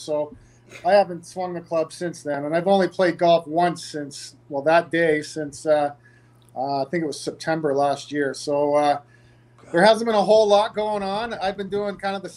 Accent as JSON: {"language": "English", "town": "Markham", "region": "Ontario", "country": "Canada", "tie": "born or raised there", "also_born_or_lived": "Toronto", "said": "my my hometown there in Markham"}